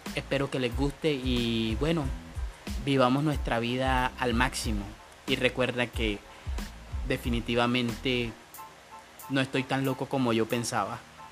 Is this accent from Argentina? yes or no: no; Colombia; En mi país Colombia y sobre todo en mi región